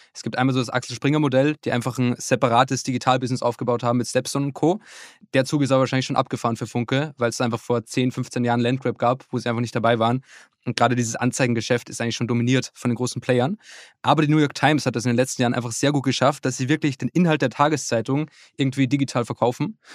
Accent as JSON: {"language": "German", "region": "Upper Austria", "country": "Austria", "tie": "born or raised there", "moved": "yes", "lives_now": "Hamburg, Germany", "said": "in meinem Heimatort, das ist in Oberösterreich"}